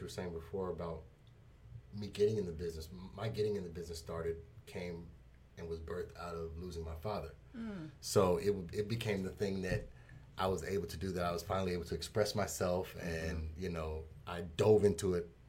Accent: Denver, Colorado, United States; moved away as an adult; also born or lived in Hampton, Virginia; Born and raised in Denver

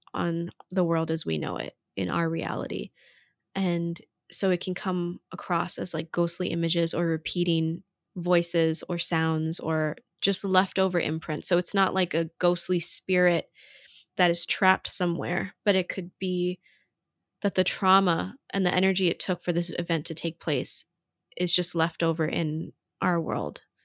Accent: Hawaii, United States; growing up in Hawaii, like, we have very special education

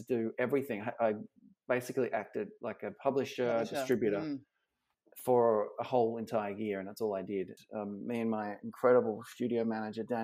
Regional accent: Australia; moved away as an adult; now in United States; as an Aussie barista

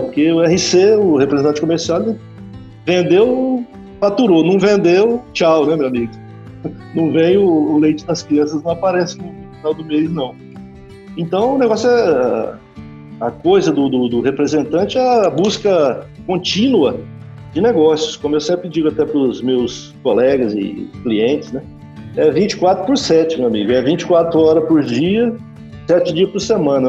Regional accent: north of Paraná, Brazil; moved away as an adult; also born or lived in Gurupi; now in Balsas, Brazil; eu sou do norte do Paraná

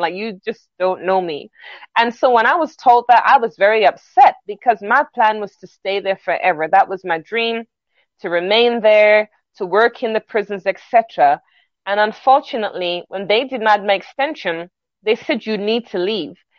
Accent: London, United Kingdom; moved away as an adult; now in New York, United States; I'm originally from London, England. My family are Jamaican.

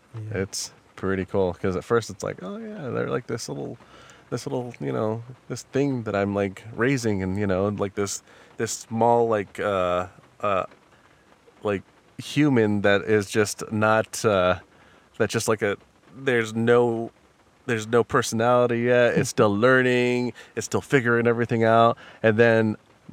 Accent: Wyoming, United States; I'm from Wyoming.

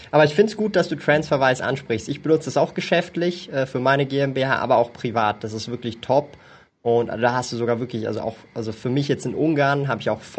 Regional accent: Switzerland; Ich bin ja Schweizer, ich wohne hier in der Schweiz, lebe in der Schweiz.

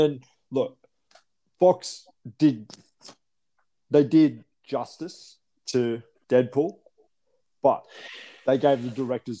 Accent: Bathurst, New South Wales, Australia; We grew up in Baffist.

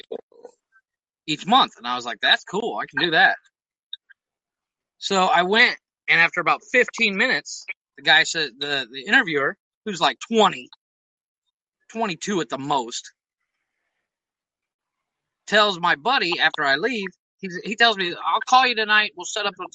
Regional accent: United States; now in Mexico; I'm American

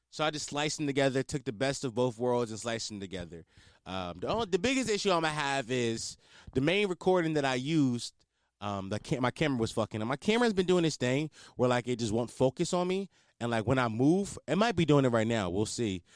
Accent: Philadelphia, Pennsylvania, United States; I'm not from New York, I'm from Philly.

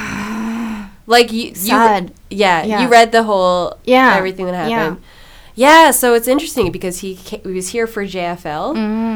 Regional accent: Nanaimo, British Columbia, Canada; moved away; I'm from Nanaimo.

